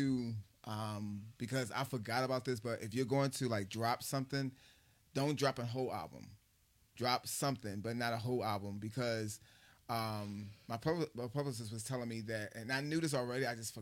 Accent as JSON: {"language": "English", "town": "Philadelphia", "region": "Pennsylvania", "country": "United States", "moved": "yes", "said": "I'm from Philly"}